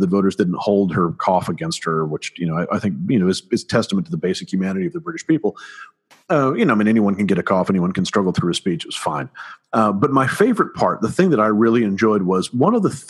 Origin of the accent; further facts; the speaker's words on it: United States; also born or lived in United Kingdom; as an American